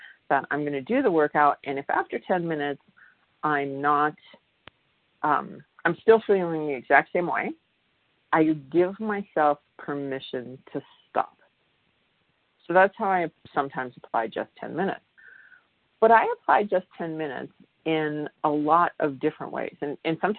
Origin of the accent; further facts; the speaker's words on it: Midwest, United States; I come from the Midwest, and in the Midwest, we had basements